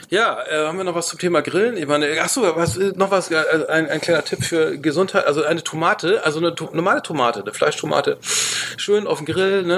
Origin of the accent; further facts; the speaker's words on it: Bremen, Germany; ich komme aus Bremen